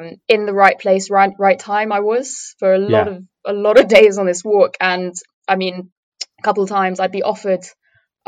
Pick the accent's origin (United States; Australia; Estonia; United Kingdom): United Kingdom; Cambridgeshire, East of England; I'm from Cambridgeshire, but I went to Norfolk and Suffolk a lot as a kid